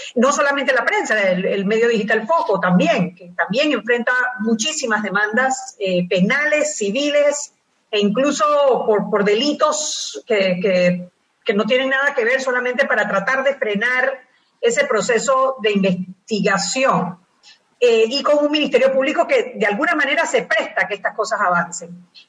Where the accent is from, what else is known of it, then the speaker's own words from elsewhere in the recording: Panama; como panameña